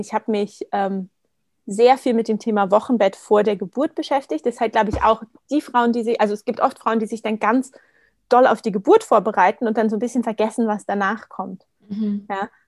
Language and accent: German; Berlin, Germany; moved away as an adult; now in Vienna, Austria; gebürtige Berlinerin, wohne jetzt aber seit ähm, gut zwei Jahren mit meinem Partner in Wien